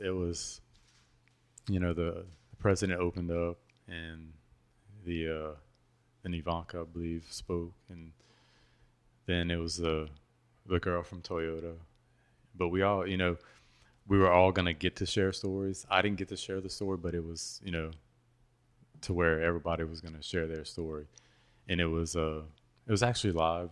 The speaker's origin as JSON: {"language": "English", "town": "Patterson", "region": "Louisiana", "country": "United States", "tie": "born or raised there", "moved": "yes"}